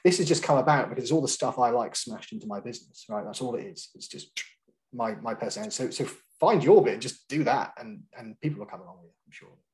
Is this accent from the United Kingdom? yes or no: yes; Scotland, United Kingdom; moved away; I am Scottish